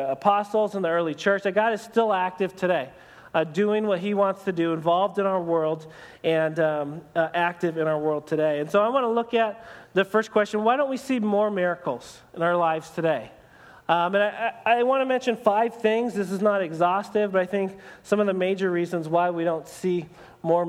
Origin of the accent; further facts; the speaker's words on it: United States; for us as American Christians